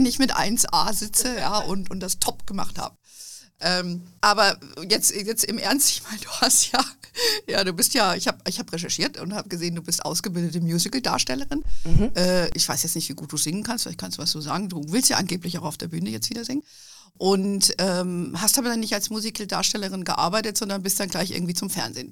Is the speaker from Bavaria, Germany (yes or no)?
yes; Bavaria, Germany; wir in Bayern